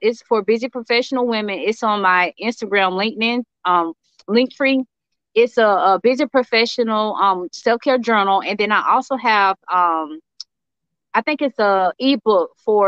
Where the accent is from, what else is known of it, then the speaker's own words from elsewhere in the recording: Jacksonville, Florida, United States; I'm from Jacksonville, Florida.